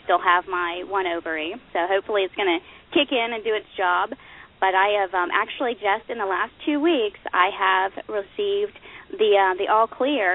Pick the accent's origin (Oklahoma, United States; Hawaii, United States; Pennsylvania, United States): Oklahoma, United States; I grew up in Oklahoma.